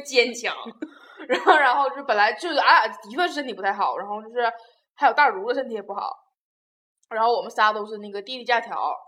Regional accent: Liaoning, China; 我是那个辽宁的

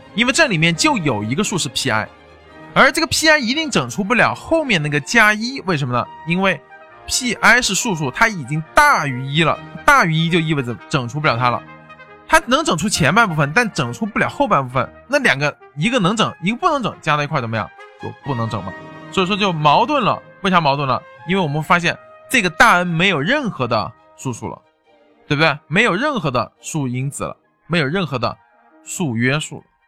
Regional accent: China; 我们中国人目前是在那个猜想里面最后的那个也就只差一步就得到哥德巴猜想

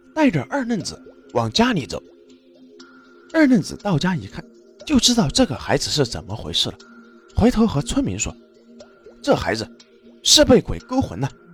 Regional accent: China; 我们中国有着道教

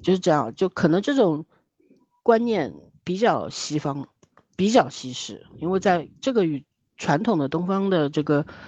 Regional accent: Shanghai, China; 我们上海

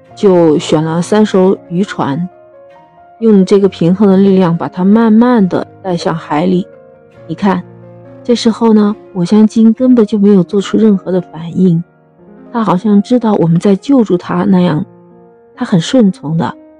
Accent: China; 我们中国人，用我们中国人自己的方法、自己的爱心

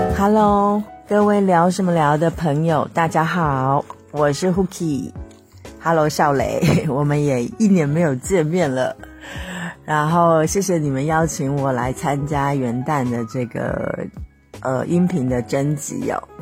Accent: the South, southern China, China; also born or lived in Shenzhen; 我是南方人

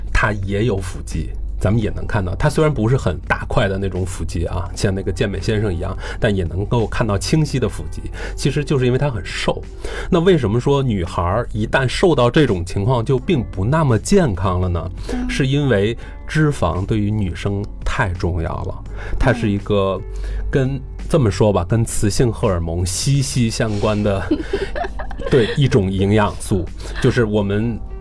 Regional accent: China; 中国我们都知道咱们都是这个吃主食长大的

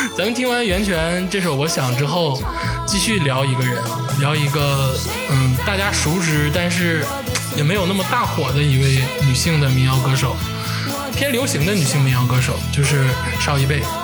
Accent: Changchun, Jilin, China; 刘烨也是咱们长春老乡，土生土长。

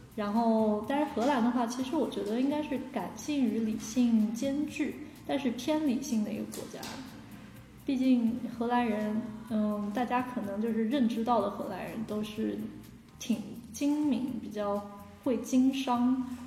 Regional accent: China; moved away as an adult; also born or lived in Netherlands; 小的时候在中国出生，长大其实本身就处在一个hard模式状态

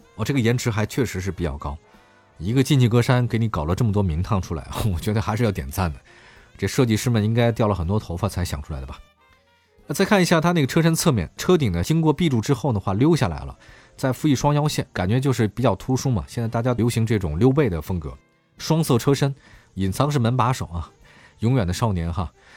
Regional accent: Beijing, China; 因为我是北京人

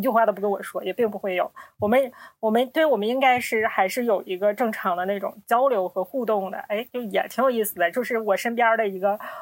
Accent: Northeast China, China; 我们是三个来自东北的 ladies

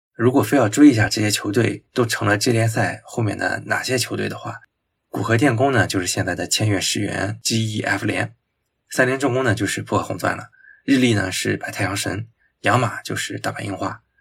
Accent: China; 我们中国人经常习惯的做法是折中

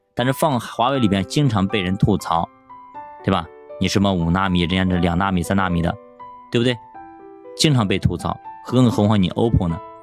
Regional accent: China; 我们中国人

